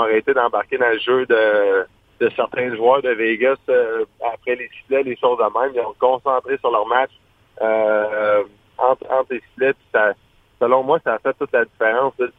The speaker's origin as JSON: {"language": "French", "region": "Quebec", "country": "Canada", "said": "fier de Fleury, Marchessault, Carrier en tant que Québécois"}